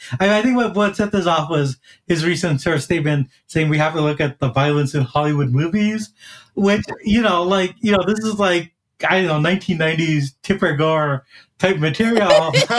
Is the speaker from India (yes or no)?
yes; India; born there; I was born in India and I was just watching, you know, this very, a little bit too nationalistic, but still very good action movie, RRR.